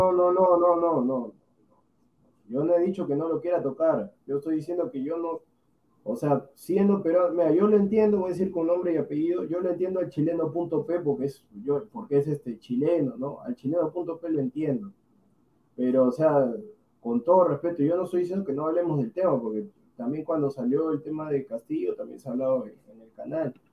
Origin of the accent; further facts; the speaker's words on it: Peru; yo soy peruano